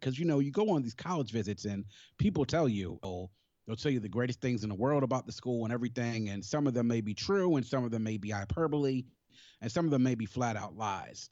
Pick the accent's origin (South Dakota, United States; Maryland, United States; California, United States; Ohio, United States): Maryland, United States; Prince George's County; also born or lived in Washington, D.C.; raised in Maryland